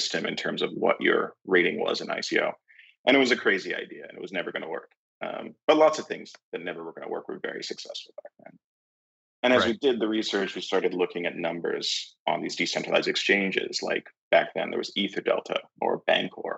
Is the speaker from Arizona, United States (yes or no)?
no; San Francisco, California, United States; I'm from San Francisco